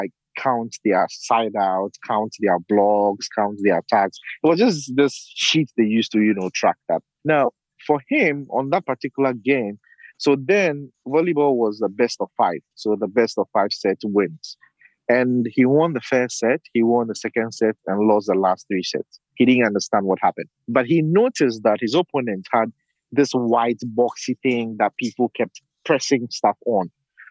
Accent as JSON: {"language": "English", "country": "Ghana", "also_born_or_lived": "Portland, Oregon", "second_language": "English", "said": "I am from Ghana, West Africa. Up until 2 years ago, I was living and working in Portland, Oregon. But now I'm back in Accra, Ghana"}